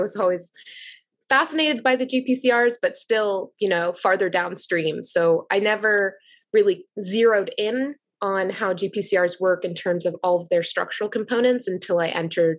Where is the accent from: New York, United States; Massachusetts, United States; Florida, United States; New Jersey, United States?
Massachusetts, United States; Plymouth; But I grew up in Plymouth, Massachusetts, and we were by the beach